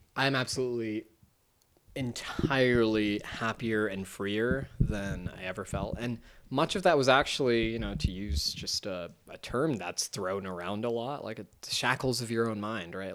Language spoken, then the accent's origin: English; United States; as an American